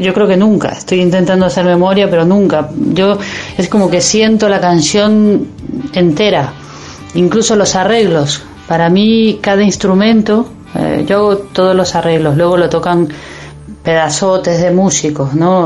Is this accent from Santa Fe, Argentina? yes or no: no; Ituzaingó, Buenos Aires Province, Argentina; now in Spain; Yo soy de Ituzaingó, no soy del arrabal, porteño.